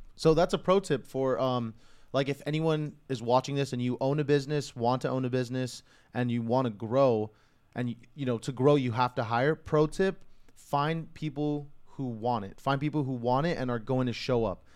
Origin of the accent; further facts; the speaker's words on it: California, United States; I was fortunate enough to be born here